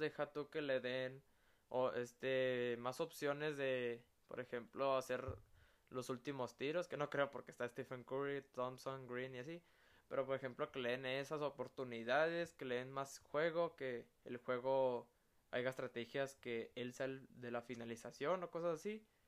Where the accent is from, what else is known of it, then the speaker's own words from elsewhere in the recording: Mexico; como todo mexicano